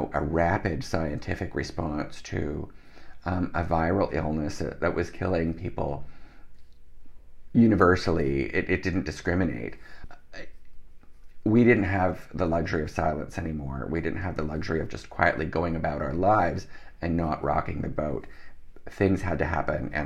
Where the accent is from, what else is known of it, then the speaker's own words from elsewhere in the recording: Canada; also born or lived in Netherlands; I was born in Holland. My parents moved to Canada when I was a small child.